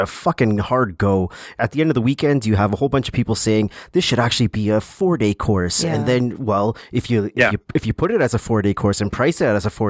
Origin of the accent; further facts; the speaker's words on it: Canada; I'm from Canada